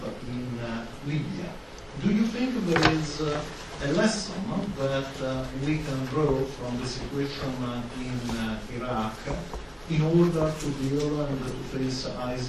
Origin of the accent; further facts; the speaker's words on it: Italy; English is a second language; I am from Italy